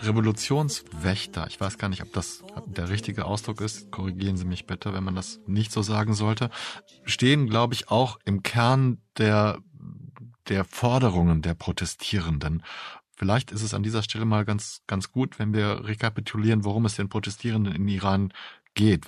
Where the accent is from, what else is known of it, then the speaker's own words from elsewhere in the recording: Germany; bei uns in Deutschland